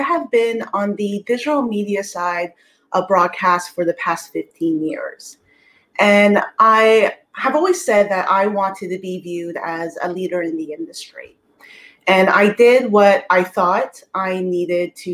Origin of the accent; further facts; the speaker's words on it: Toronto, Ontario, Canada; I'm from Toronto, Canada